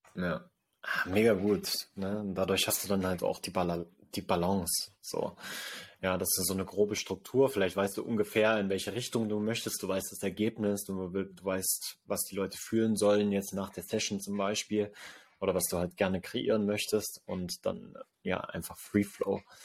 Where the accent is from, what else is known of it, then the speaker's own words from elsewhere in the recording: Sangerhausen, Saxony-Anhalt, Germany; hier in Sangerhausen in meiner Heimatstadt